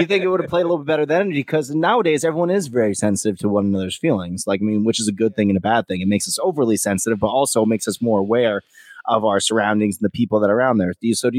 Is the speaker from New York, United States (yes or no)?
yes; Kingston, New York, United States; I was born in Kingston, Poughkeepsie, New York, in that general area.